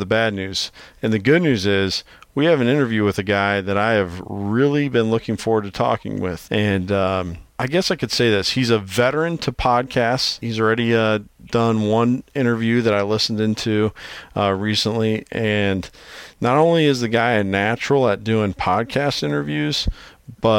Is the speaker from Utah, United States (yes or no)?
no; Iowa, United States; my home state of Iowa